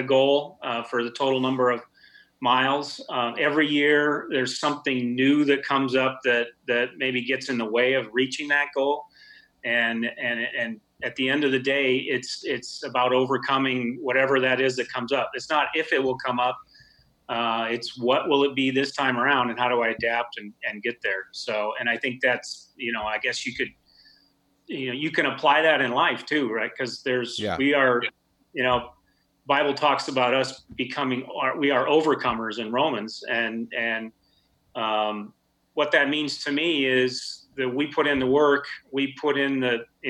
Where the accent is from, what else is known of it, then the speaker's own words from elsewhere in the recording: Minnesota, United States; now in Oregon, United States; I grew up in Minnesota. I was a hockey player